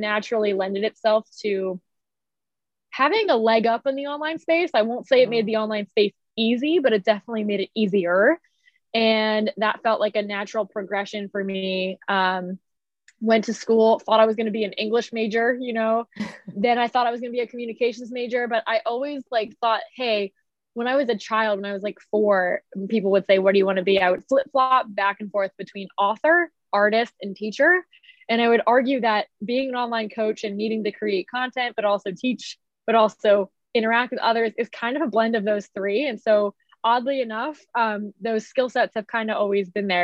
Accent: Philadelphia, Pennsylvania, United States; moved away as an adult; I am originally from the Philly area

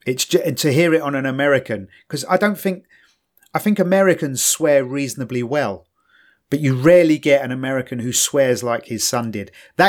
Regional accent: London, United Kingdom; I grew up in East London

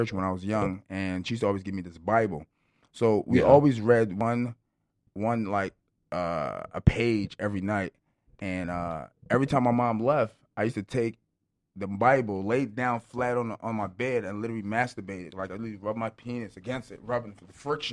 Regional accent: Philadelphia, Pennsylvania, United States; also born or lived in New York; I'm originally from Philly

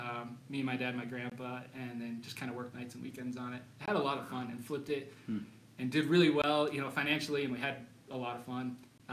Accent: Colorado Springs, Colorado, United States; I am born and raised in Colorado Springs. This is home.

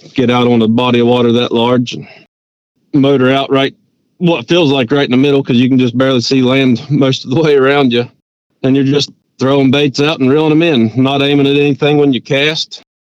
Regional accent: Richwood, West Virginia, United States; deeper in the mountains where I grew up in Richwood

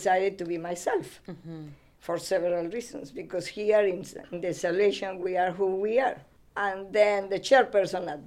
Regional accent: Ecuador; English is a second language; moved away as an adult; also born or lived in Florida, United States; now in United States

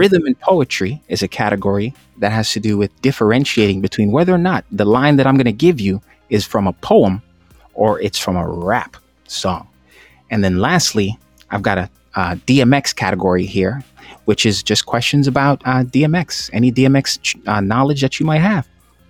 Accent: Jamaica; Remember, I'm Jamaican.

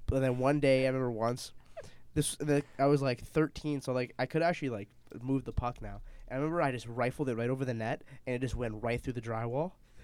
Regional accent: Canada; we're Canadian

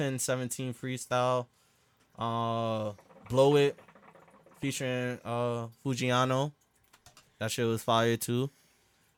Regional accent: New York, United States; we're from New York

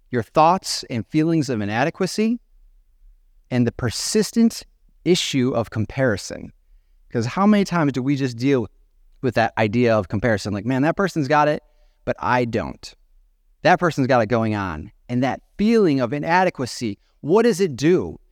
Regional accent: Genoa, Illinois, United States; moved away as an adult; also born or lived in Bethalto, Illinois; now in Chicago area, United States; I'm from Genoa

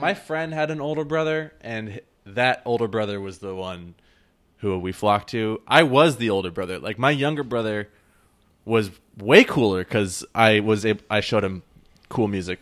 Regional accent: Santa Cruz, California, United States; I grew up in Santa Cruz

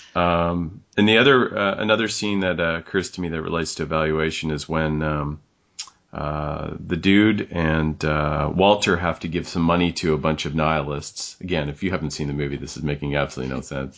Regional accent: Canada; we're Canadians

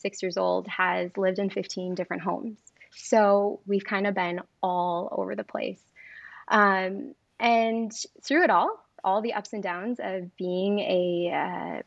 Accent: Michigan, United States; moved away as an adult; I'm from Michigan.

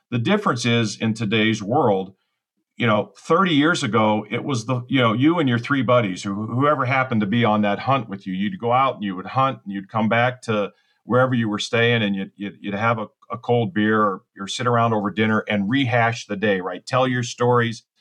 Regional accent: Ohio, United States; now in Naples, Florida, United States; I'm originally from Ohio, so I'm a, I'm a Midwestern

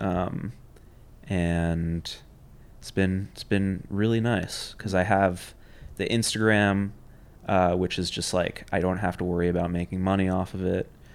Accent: New York City, New York, United States; I grew up in Union Square. Grew up on Sixteenth Street between Fifth and Sixth Avenue

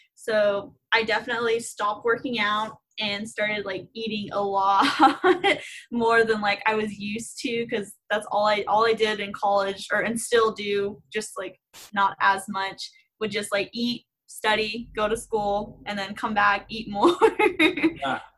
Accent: Houston, Texas, United States; I'm from Houston and I am a senior at A&M

